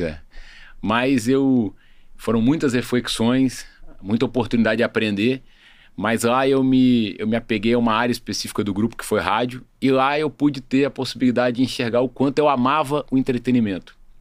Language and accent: Portuguese; Espírito Santo, Brazil; Eu estava na pandemia no Espírito Santo, minha cidade natal.